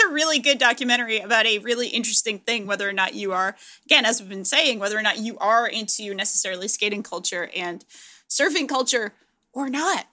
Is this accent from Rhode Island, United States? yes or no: yes; Providence, Rhode Island, United States; I grew up in Providence, Rhode Island